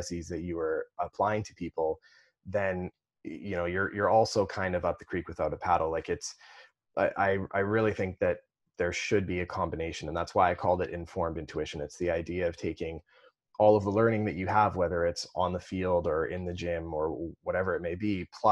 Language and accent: English; Kelowna, British Columbia, Canada; also born or lived in North Vancouver; I grew up in Kelowna